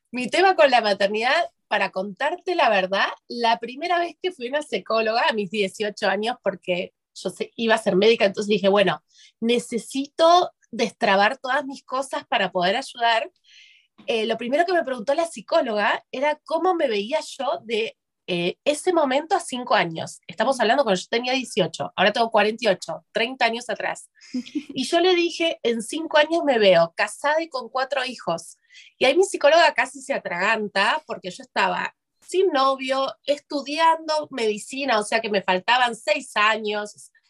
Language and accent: Spanish; Buenos Aires, Argentina; soy de Buenos Aires, de Argentina, vivo en Argentina. Eh, mi segundo hogar es allá porque tengo parte de mi familia en España